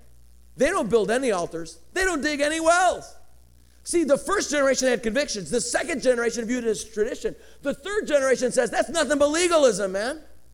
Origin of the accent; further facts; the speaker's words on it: Colorado, United States; now in California, United States; I come from Colorado.